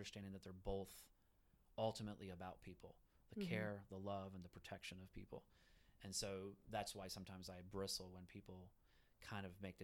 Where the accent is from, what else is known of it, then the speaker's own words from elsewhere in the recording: Florida, United States; first language Spanish; English is a second language; also born or lived in Puerto Rico; now in Western North Carolina, United States; I was born in Puerto Rico, raised in Florida, and my first language was Spanish